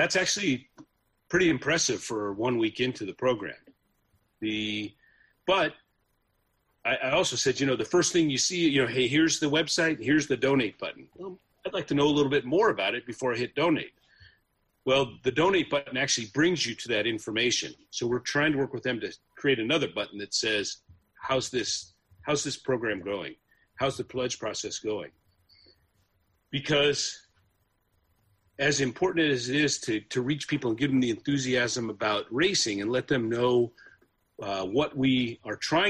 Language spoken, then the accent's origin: English; San Francisco Bay Area, California, United States; I grew up in the San Francisco Bay Area